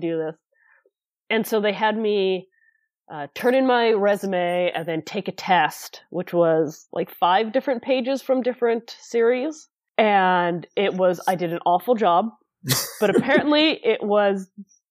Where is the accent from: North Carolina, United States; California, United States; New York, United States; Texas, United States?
California, United States; near San Francisco; I moved back to my hometown, which, again, is not that far from San Francisco